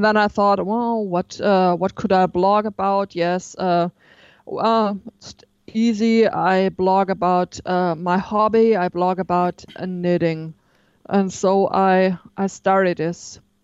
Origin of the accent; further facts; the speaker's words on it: near Stuttgart, Baden-Württemberg, Germany; I'm from the south of Germany, um, nearby Stuttgart.